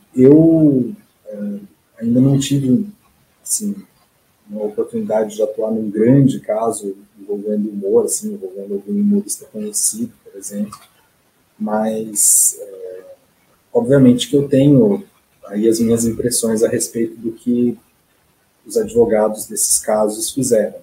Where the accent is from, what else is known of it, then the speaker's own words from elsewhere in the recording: Rancharia, São Paulo, Brazil; moved away as an adult; also born or lived in Franca; now in Curitiba, Brazil; eu sou natural do interior de São Paulo, uma cidade chamada Rancharia